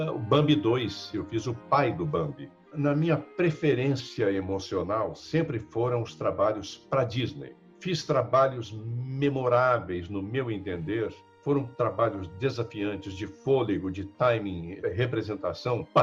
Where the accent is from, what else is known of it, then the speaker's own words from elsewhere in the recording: São Paulo, Brazil; Nós somos do interior de São Paulo.